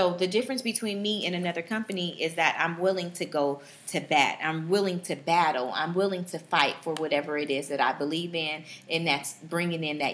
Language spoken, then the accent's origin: English; Bay Area, California, United States; moved away as an adult; also born or lived in Los Angeles, California; now in Dallas, United States; I'm originally from the Bay Area.